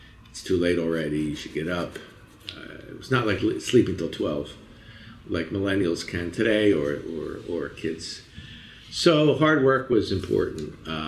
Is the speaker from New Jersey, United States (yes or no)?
yes; southern New Jersey, United States; also born or lived in Philadelphia; I was born in Philadelphia. My family lived in southern New Jersey.